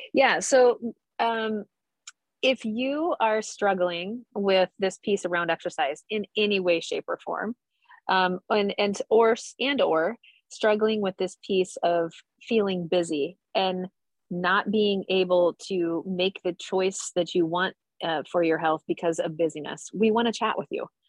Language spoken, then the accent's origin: English; Nebraska, United States; now in Phoenix, United States; growing up in Nebraska